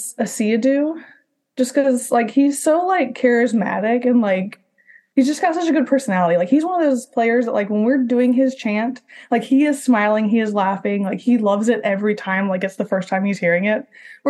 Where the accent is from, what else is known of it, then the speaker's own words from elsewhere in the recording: Orlando, Florida, United States; And like, I'm from Orlando, so like, I love Florida.